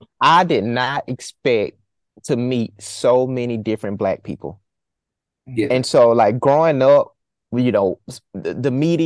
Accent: right outside of Auburn, Alabama, United States; I'm a 17-year-old black boy. I just want to be loved. Growing up right outside of Auburn

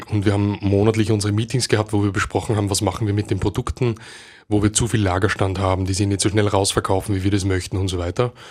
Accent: Upper Austria, Austria; now in Vienna, Austria; Ich bin eigentlich aus Oberösterreich

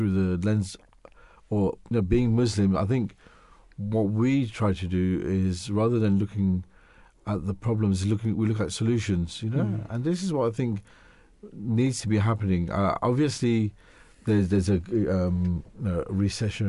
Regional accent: Mauritius; now in England, United Kingdom; I'm originally from Mauritius

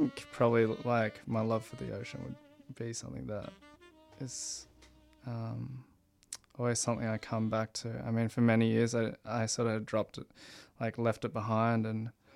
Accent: Sunshine Coast, Queensland, Australia; moved away; I grew up in Sunshine Coast.

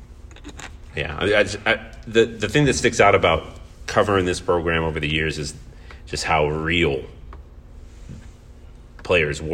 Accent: Indiana, United States; now in Omaha, United States; I grew up in Hoosier country, where you had to walk with pride through the hallways of your high school

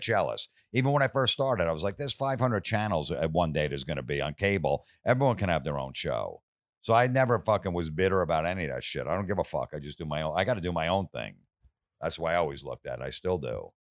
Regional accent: Old Bridge, New Jersey, United States; moved away as an adult; now in Los Angeles, United States; my hometown, Old Bridge, New Jersey

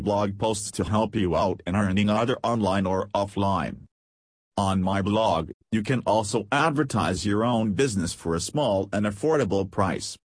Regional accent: Pakistan; I'm from Pakistan.

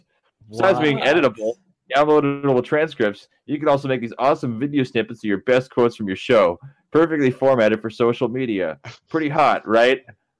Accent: Tampa, Florida, United States; By the way, I'm an IRL friend of Lexi's, and I'm from Tampa, 813 Yay. Represent.

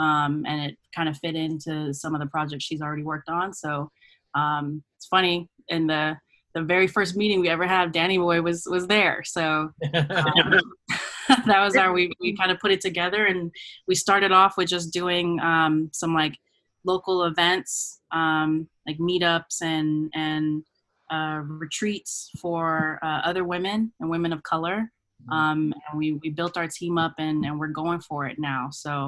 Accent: California, United States; also born or lived in Germany; I went to, I grew up in Germany, went to elementary school, and then we came stateside. And I've actually been in California for the longest. I've been in California, since third grade, just in SoCal.

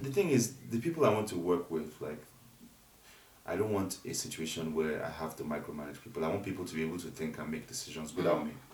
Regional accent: Ogun State, Nigeria; I'm from Ogun State

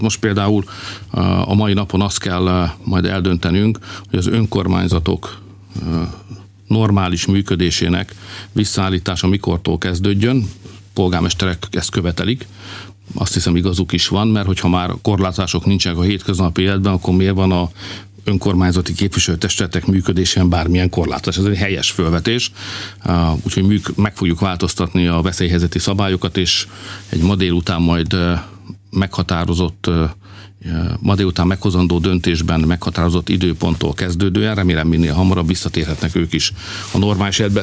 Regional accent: Hungary

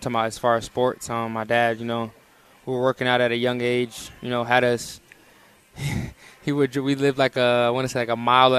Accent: Tampa, Florida, United States; moved away as an adult; now in Harrisonburg, United States; I grew up in Tampa

